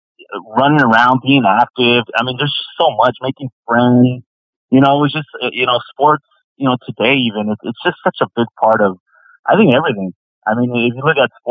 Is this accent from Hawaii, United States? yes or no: no; Los Angeles, California, United States; I was born and raised in Los Angeles in the Northeast area